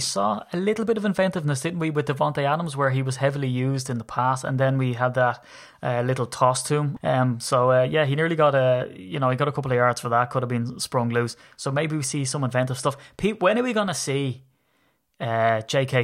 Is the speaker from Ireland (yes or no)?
yes; Ireland; I'm Irish